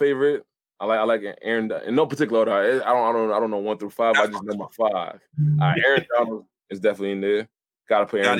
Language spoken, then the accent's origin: English; New England, United States; But I'm real from New England, yo.